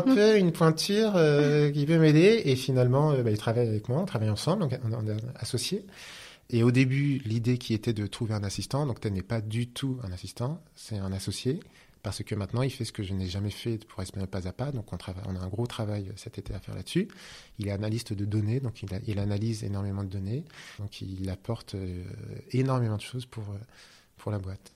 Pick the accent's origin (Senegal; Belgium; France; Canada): France; Normandy; je suis normand